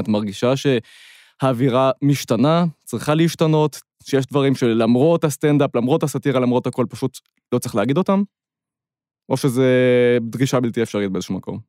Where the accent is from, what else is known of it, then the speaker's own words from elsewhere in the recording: Ramat Gan, Tel Aviv District, Israel; אני מרמת גן